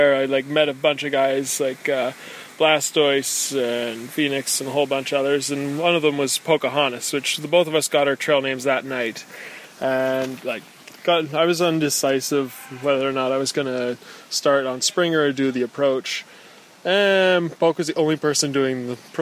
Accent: Parksville, British Columbia, Canada; I'm from Parksville, British Columbia

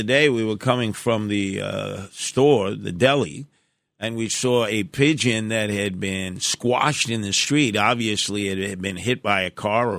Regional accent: New York City, New York, United States; the house that I was raised in Canarsie.

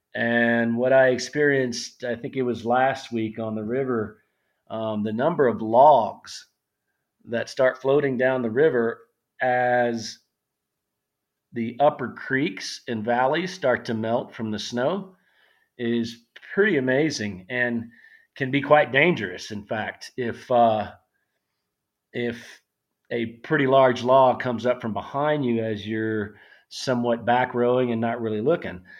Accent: South Louisiana, United States; I grew up in South Louisiana. I'm a hundred percent Cajun.

